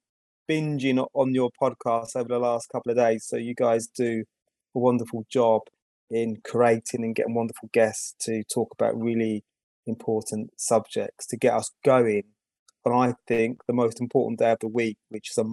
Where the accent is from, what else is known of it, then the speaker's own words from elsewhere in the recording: United Kingdom; I'm from the UK